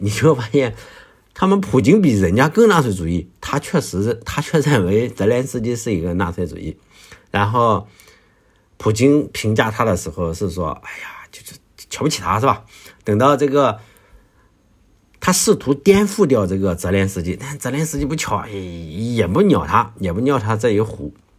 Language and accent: Chinese; Shandong, China; 我的故乡，呃，在山东